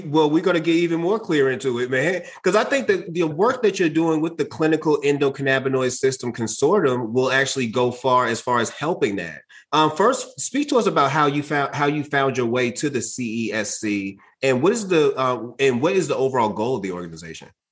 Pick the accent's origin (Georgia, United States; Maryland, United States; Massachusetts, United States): Massachusetts, United States; Boston; I'm from Boston. I'm from Mattapan, as I mentioned, and I, I grew up around a, a, lot of Haitians